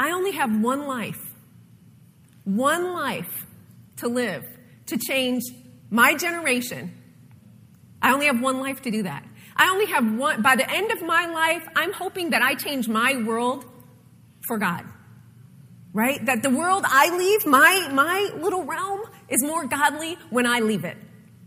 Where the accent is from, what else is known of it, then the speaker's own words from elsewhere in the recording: Ohio and Michigan, Midwest, United States; moved away; being from the north, growing up in Ohio and Michigan